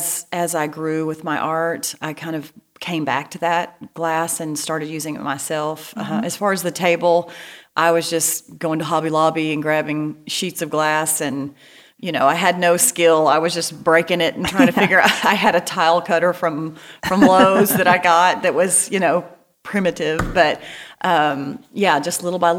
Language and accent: English; East Texas, United States; now in Bentonville, United States; I'm from East Texas, as you can probably tell by this accent